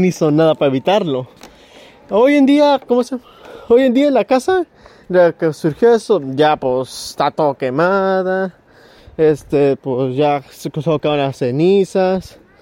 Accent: Mexico; nosotros como somos mexicanos

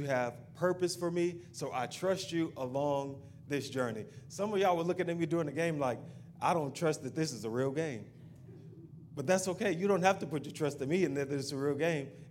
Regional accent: the South, United States; we're from the South and we have good food down here

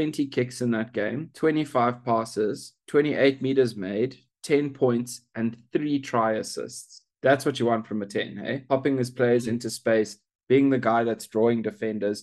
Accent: South Africa; as South African

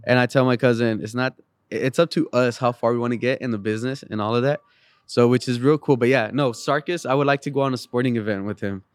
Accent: San Luis Potosí, Mexico; now in San Antonio, United States; I'm originally from Mexico, San Luis Potosi, Mexico

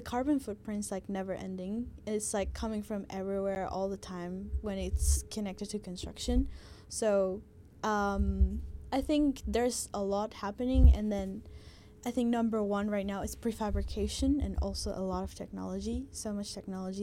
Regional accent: Guatemala; now in Melbourne, Australia; I'm from Guatemala

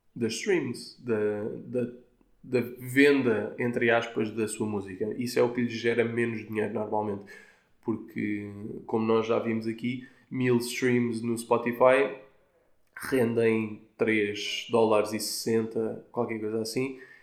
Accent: Portugal; como tugas que somos, incluindo eu

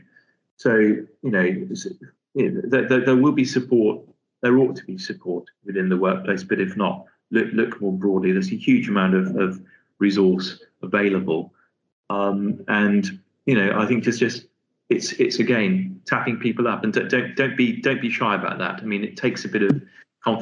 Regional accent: Liverpool, North West England, United Kingdom; moved away as an adult; also born or lived in London; coming from a fairly modest working class family in Liverpool, hence you can tell by my accent, I'm sure.

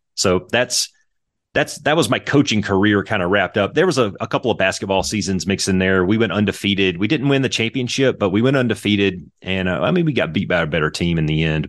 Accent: Lake Providence, Louisiana, United States; I was north and east of Monroe in a little town called Lake Providence

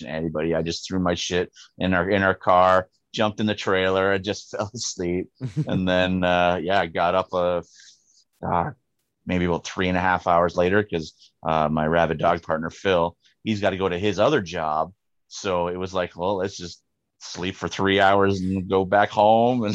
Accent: Niagara Falls, Ontario, Canada; also born or lived in St. Catharines, Ontario; I was born in St. Catharines, but ended up moving out to the Falls. And it was like my second year of grade four when they used to fail people. So yeah, I was in Niagara Falls the whole time.

